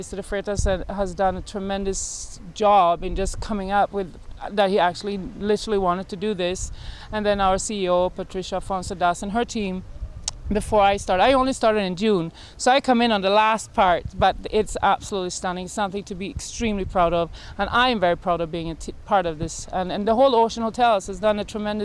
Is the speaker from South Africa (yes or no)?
no; Sweden; moved away as an adult; now in Barbados; I am from Sweden originally. I came here as a tourist